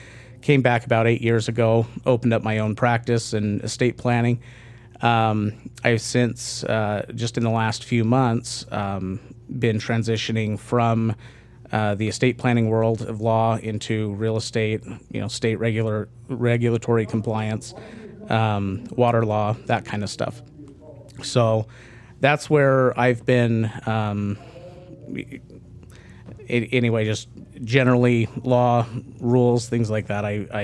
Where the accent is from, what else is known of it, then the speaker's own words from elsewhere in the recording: San Antonio, Texas, United States; So I grew up mostly in Texas, a few other places, but was mostly in San Antonio.